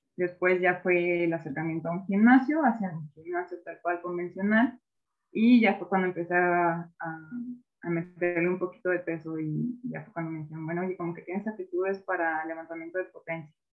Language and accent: Spanish; Mexico; como mexicanos al enfrentarnos con esas limitaciones